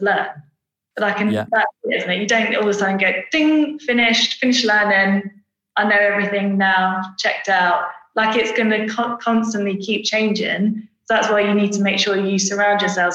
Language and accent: English; Brentwood, East of England, United Kingdom; also born or lived in Preston; so I'm basically from Brentwood in Essex